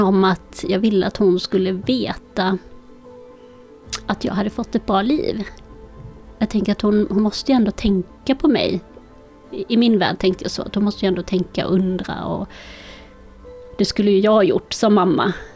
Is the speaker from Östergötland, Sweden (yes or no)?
no; Malmö, Skåne, Sweden; also born or lived in Colombia; Jag befinner mig i vårt hus där jag är uppvuxen i Malmö.